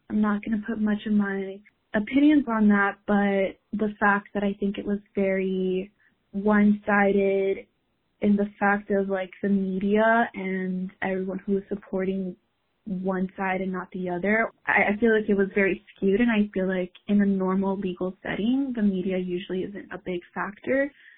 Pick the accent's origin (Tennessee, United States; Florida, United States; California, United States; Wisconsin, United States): Florida, United States; Miami; now in Boston, United States; I'm from Miami, living in Boston currently.